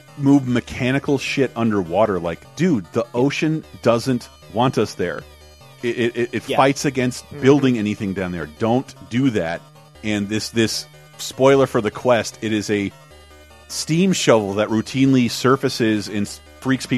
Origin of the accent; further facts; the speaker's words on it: Florida, United States; growing up in Florida